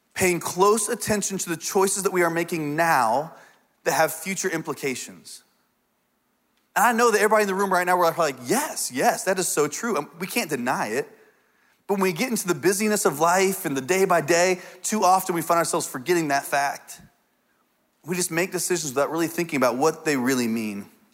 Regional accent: Indiana, United States; I grew up in Indiana on a farm, uh, for a lot of my life.

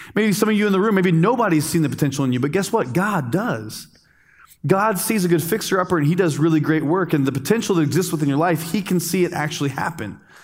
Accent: United States; also born or lived in Dominican Republic; as an American, as a good American

